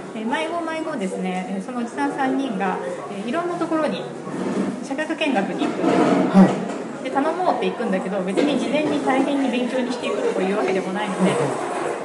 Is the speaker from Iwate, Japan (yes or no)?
no; Tokyo, Japan; 生まれ育ちが東なので